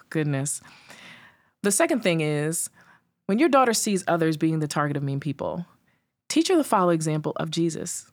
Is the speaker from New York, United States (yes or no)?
yes; New York City, New York, United States; I grew up in Staten Island.